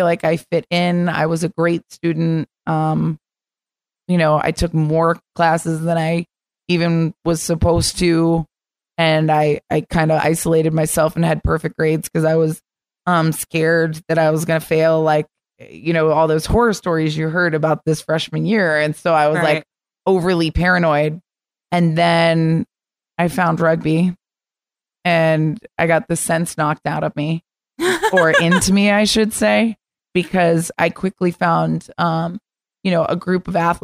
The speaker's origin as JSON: {"language": "English", "region": "Florida", "country": "United States", "tie": "born or raised there", "moved": "as an adult", "said": "I'm from Florida"}